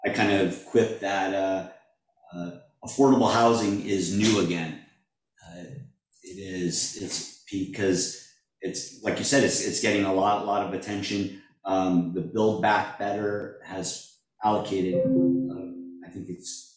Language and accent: English; Springfield, Massachusetts, United States; now in Hermosa Beach, United States; I was born and raised in the Springfield area